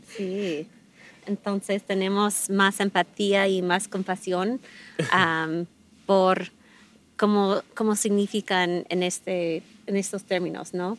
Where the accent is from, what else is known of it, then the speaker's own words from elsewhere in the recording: United States; Spanish is a second language; now in Mexico; soy la, única gringa